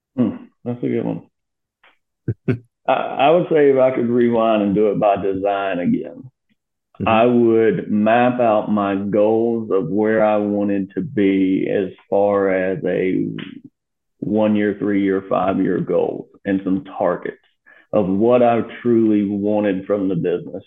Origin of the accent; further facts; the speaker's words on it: Myrtle Beach, South Carolina, United States; also born or lived in West Virginia; born and raised in Myrtle Beach